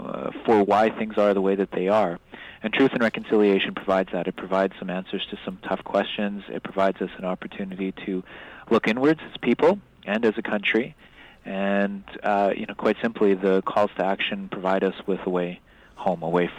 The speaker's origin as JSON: {"language": "English", "country": "Canada", "said": "there's a lot that I feel proud about being a Canadian, right?"}